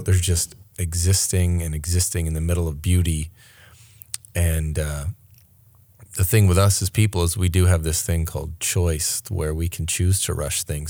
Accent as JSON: {"language": "English", "region": "Maine", "country": "United States", "tie": "born or raised there", "also_born_or_lived": "New York City", "moved": "yes", "said": "I grew up in Maine, in real country"}